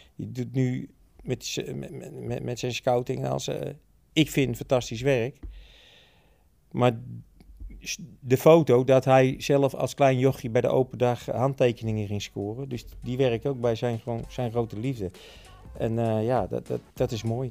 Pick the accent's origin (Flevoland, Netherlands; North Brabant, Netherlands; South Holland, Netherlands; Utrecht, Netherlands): Utrecht, Netherlands; Ik ben een geboren Utrechter en getogen.